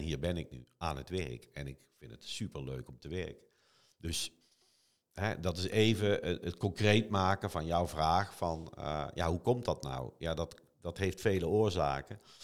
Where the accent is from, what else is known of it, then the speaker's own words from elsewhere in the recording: Eindhoven, North Brabant, Netherlands; Eindhoven is mijn hometown